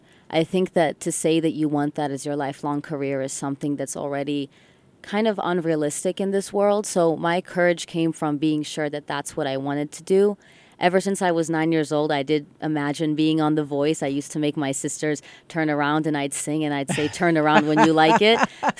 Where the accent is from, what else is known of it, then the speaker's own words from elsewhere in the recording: Ann Arbor, Michigan, United States; first language English; growing up in Ann Arbor, Michigan, and even though I've moved around, English has been my first language